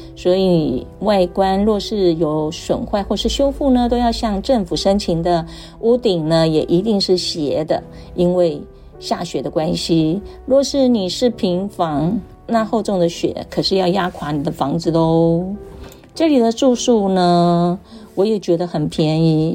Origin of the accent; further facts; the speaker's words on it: Taiwan; 我们台湾人真的很辛苦啊